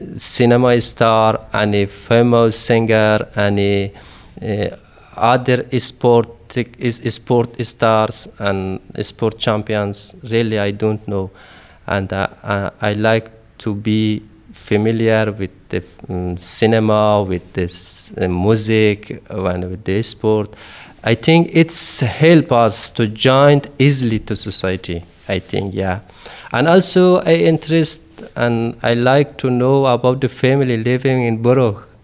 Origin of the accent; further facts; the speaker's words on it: Afghanistan; first language Dari; English is a second language; moved away as an adult; I'm from Afghanistan, In Red Cross living more than ten guys from Afghanistan, but all that guys speak Pashto, but my native language is Dari.